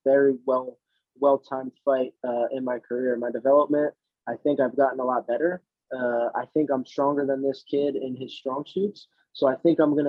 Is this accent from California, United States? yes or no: no; Jersey Shore, New Jersey, United States; now in Miami, United States; I'm from New Jersey. I grew up in the Jersey Shore.